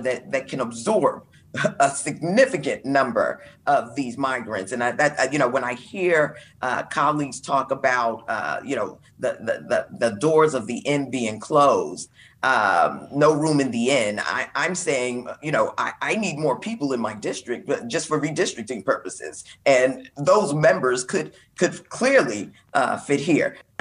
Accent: New York City, New York, United States; I'm from Brooklyn, New York

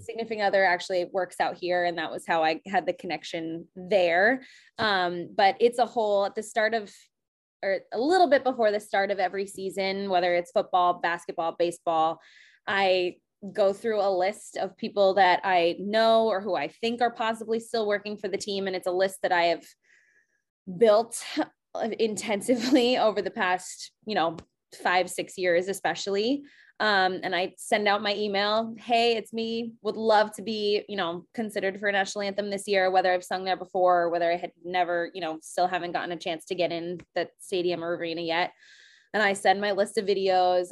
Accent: New England, United States; moved away as an adult; now in Seattle, United States; growing up in New England

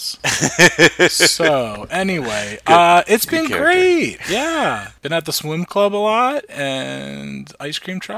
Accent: Old Tappan, New Jersey, United States; we're from Northern Valley Regional High School at Altapan

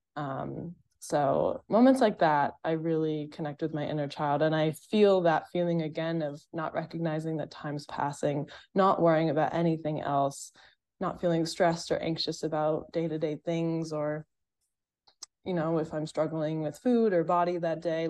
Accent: Massachusetts, United States; moved away as an adult; also born or lived in Boston; I grew up in Massachusetts as well, so, like, I'd literally been there for twenty-three years in that state

